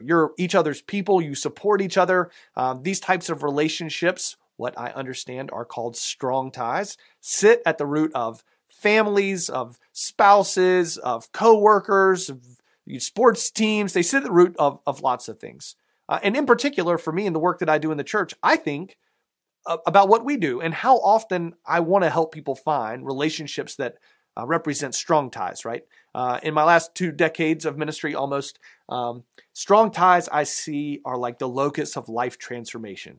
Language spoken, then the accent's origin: English; the South, United States; accent: southern; my southern accent